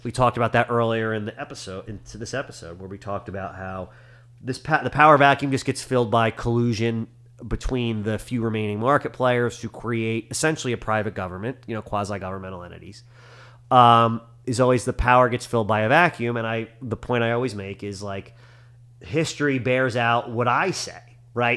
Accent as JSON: {"language": "English", "country": "United States", "said": "as an American"}